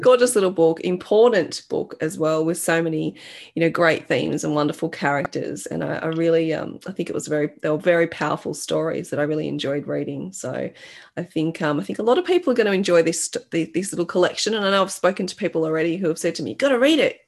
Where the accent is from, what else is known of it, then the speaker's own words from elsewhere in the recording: Australia; growing up in Australia